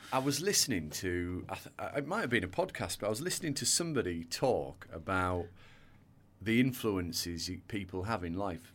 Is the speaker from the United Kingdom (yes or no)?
yes; a little town in North Yorkshire, Yorkshire and the Humber, United Kingdom; accent: northern; You can probably tell by my accent, I grew up in the, the north of England.